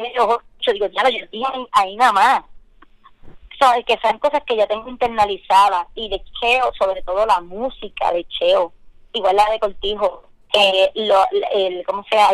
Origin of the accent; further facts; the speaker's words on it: Orocovis, Puerto Rico; also born or lived in Bayamón, Puerto Rico; Yo nací en Bayamón, pero me crié en, en Orocovis. Pues me considero orocobeña.